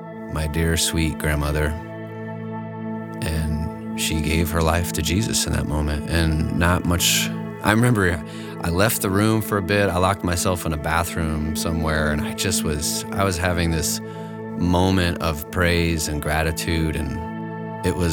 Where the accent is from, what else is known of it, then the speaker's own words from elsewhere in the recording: Connecticut, United States; I grew up in Connecticut